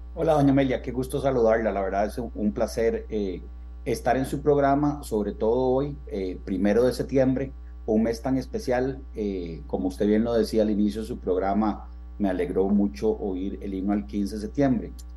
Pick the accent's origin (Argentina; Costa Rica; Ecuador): Costa Rica; somos ticos